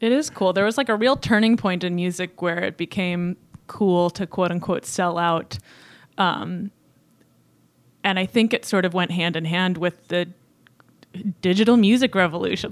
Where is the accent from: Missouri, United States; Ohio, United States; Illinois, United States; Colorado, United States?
Illinois, United States; Chicago; I'm from Chicago, Illinois, the actual city, not a bur-, burb